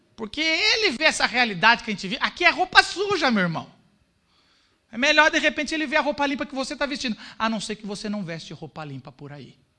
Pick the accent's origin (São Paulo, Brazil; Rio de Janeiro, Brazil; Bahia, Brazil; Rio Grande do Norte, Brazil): São Paulo, Brazil; nós paulistas arrogantes. A gente, pá, a gente é de São Paulo